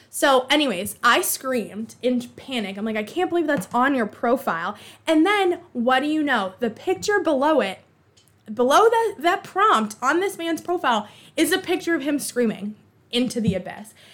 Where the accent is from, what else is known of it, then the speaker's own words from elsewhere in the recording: Boston, Massachusetts, United States; accent: Boston; my Boston accent